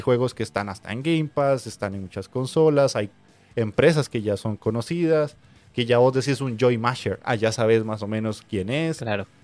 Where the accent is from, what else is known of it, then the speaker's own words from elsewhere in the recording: Costa Rica; aquí en mi país